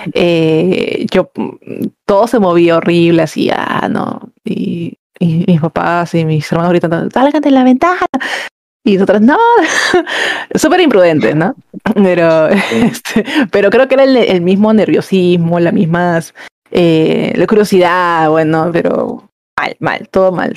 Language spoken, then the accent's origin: Spanish; Callao, Peru; somos, este, somos chalacas